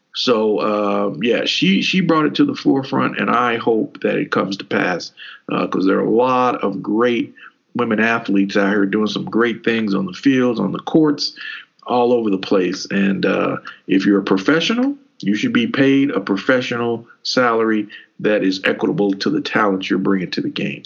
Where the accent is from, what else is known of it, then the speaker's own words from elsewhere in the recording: Kentucky, United States; we grew up in Kentucky